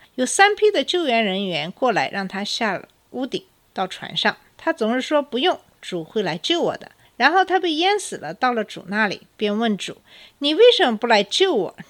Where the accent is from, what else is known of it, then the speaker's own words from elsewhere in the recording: China; now in United States; 作为中国人